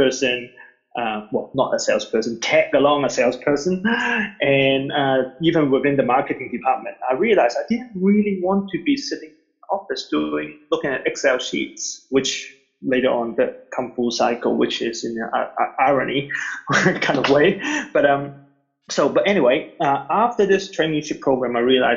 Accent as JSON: {"language": "English", "country": "Hong Kong", "tie": "born or raised there", "also_born_or_lived": "New Zealand", "moved": "yes", "said": "I was born in Hong Kong and I lived half my life here, and then I immigrated to New Zealand and I spent pretty much another half of my life over there."}